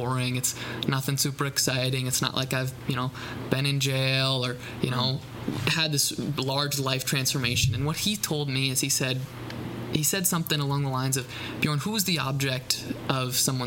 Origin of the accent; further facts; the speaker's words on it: Houghton, New York, United States; Born, raised, educated, Houghton, New York.